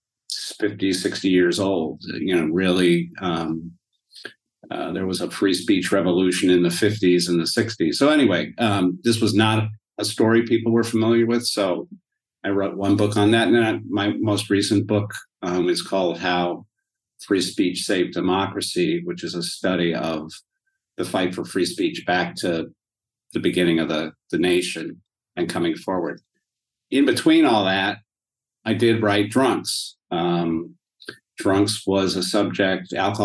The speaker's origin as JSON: {"language": "English", "town": "Denver", "region": "Colorado", "country": "United States", "tie": "born or raised there", "also_born_or_lived": "Cleveland, Ohio / Yellow Springs, Ohio", "moved": "as an adult", "said": "So I grew up for the most part in Denver."}